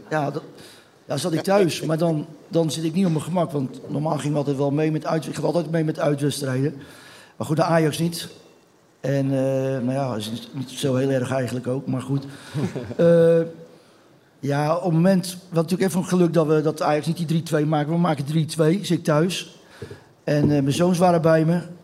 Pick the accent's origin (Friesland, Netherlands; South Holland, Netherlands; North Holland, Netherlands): South Holland, Netherlands; Rotterdam; ik ben geboren op Bloemhof. Dat is eh, tien minuten, vijf minuten van, van het stadion vandaan